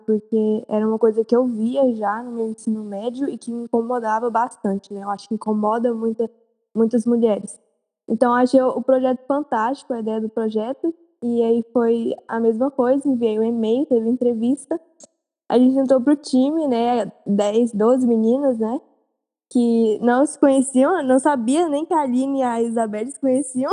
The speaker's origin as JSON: {"language": "Portuguese", "town": "Goiânia", "region": "Goiás", "country": "Brazil", "tie": "born or raised there", "said": "eu sou de Goiânia, nasci e cresci aqui"}